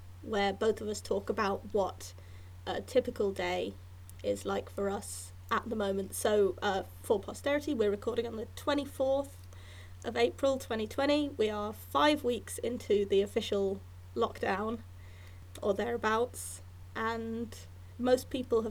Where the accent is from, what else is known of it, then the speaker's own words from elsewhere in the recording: Hereford, West Midlands, United Kingdom; near where I grew up in Hereford